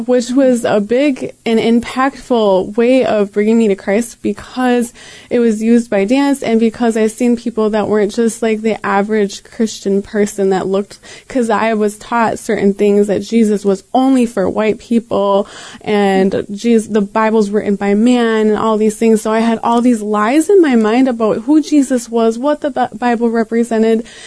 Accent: Green Bay, Wisconsin, United States; I grew up here in Green Bay

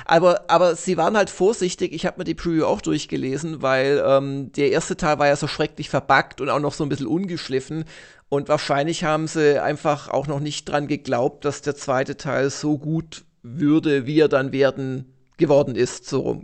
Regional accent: Ilsfeld, Baden-Württemberg, Germany; in Ilsfeld waren, in meinem Heimatdorf

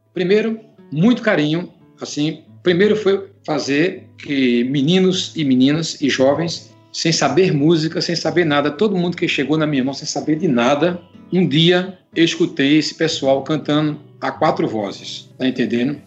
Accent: Belo Jardim, Pernambuco, Brazil; also born or lived in São Caetano, Pernambuco; um lugar chamado Serra do Ventos que é um distrito da cidade onde eu nasci, que é Belo Jardim

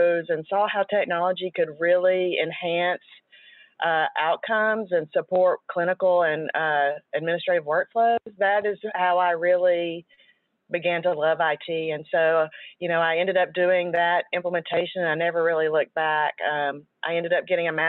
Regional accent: Chicago, Illinois, United States; accent: Chicago; now in Fort Worth, United States; my accent sometimes totally gives the Chicago vibe

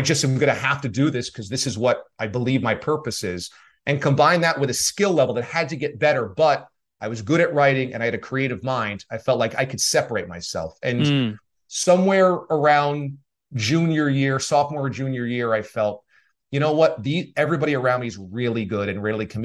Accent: New York, United States; moved away as an adult; also born or lived in Boston / Miami / Syracuse; I grew up in New York

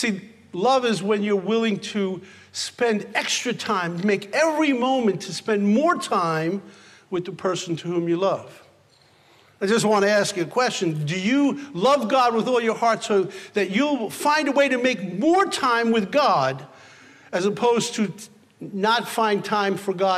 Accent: New York City, New York, United States; I was born in the Bronx

